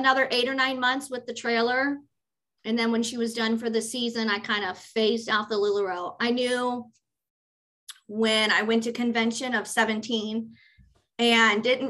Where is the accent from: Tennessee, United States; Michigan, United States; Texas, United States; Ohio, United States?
Ohio, United States; Cincinnati; I'm from Cincinnati